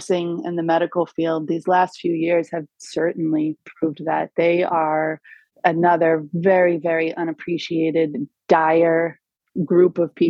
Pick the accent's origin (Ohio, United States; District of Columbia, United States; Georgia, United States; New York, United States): New York, United States; Rocky Point; moved away as an adult; now in Costa Rica; I grew up in Suffolk County out on Long Island on the North Shore in a little town called Rocky Point